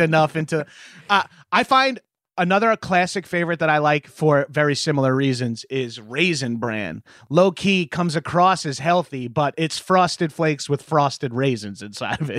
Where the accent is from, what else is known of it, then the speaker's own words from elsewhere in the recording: Long Island, New York, United States; I'm from Long Island, very mall culture, uh, heavy